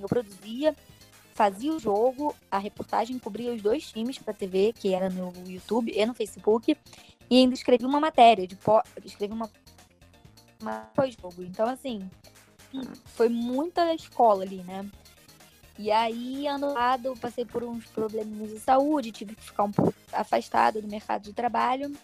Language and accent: Portuguese; Rio de Janeiro, Brazil; eu tenho 24 anos, sou do Rio de Janeiro.